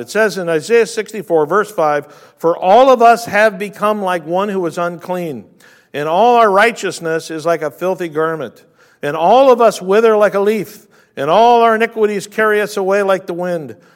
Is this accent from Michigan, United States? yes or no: no; California, United States; growing up in California